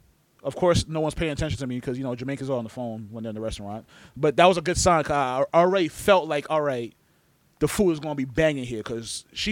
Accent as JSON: {"language": "English", "region": "New York", "country": "United States", "said": "we're all from New York."}